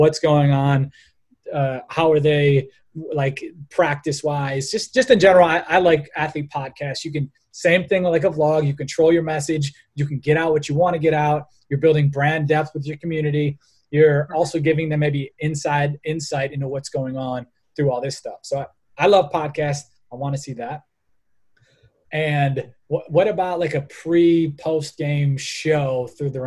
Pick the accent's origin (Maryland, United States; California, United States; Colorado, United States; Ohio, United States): Ohio, United States; Cleveland; We're from Cleveland, Ohio, where the Cleveland Indians are